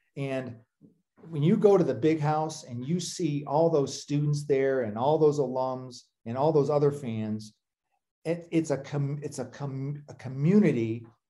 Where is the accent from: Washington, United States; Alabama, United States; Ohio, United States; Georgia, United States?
Ohio, United States; Toledo; I grew up in Toledo, Ohio